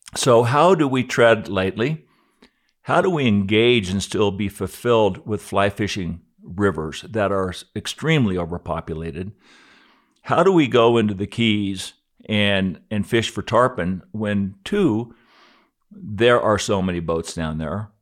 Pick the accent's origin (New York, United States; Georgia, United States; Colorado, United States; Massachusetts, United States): Colorado, United States; Aspen; I grew up here in Aspen in nineteen sixty. I was, time flies when I was twelve.